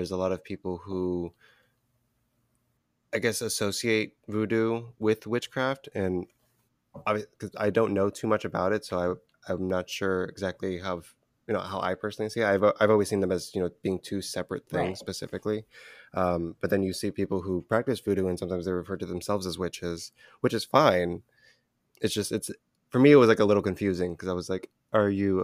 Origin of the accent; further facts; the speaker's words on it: United States; I grew up here in America. You know, my mom's from New York as well.